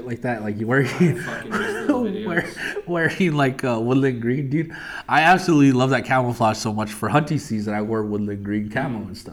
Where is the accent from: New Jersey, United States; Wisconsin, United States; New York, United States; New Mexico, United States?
New Mexico, United States; I'm from New Mexico.